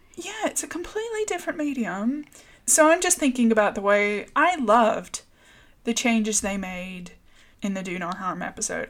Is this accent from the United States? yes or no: yes; the South, United States; moved away; also born or lived in Northern Ireland; me growing up in the South